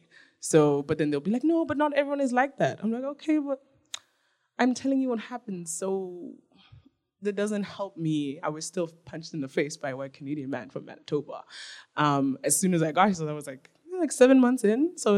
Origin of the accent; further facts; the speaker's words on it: South Africa; also born or lived in Nigeria; And so when I tell people where I'm from, I'm like, oh, I'm Nigerian, and I was raised in South Africa.